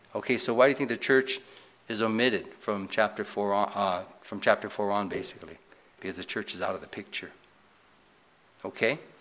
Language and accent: English; United States; as a Christian or as an American